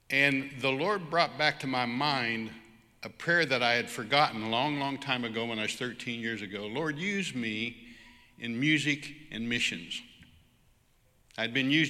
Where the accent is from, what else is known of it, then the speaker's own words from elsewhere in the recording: United States; I'm just an American worship leader in a church